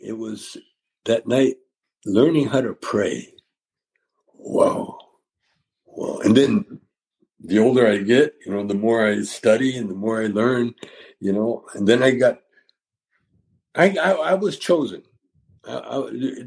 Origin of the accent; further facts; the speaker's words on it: Calgary, Alberta, Canada; growing up in Calgary